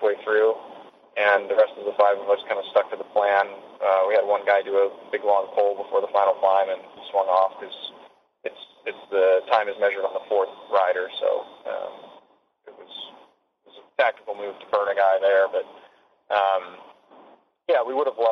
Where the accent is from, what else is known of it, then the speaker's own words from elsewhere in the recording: United States; as an American